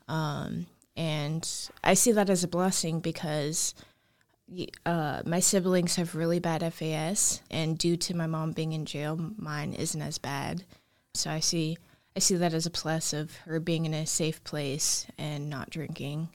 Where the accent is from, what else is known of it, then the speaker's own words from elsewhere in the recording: Anchorage, Alaska, United States; also born or lived in Fairbanks, Alaska; I was born in Anchorage, Alaska. I grew up there for majority of my life